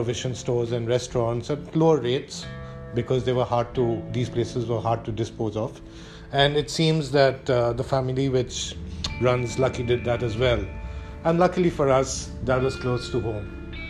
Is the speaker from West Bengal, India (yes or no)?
yes; Kolkata, West Bengal, India; moved away; also born or lived in Iran / United Kingdom; When I grew up in Kolkata in the mid-1980s and the 1990s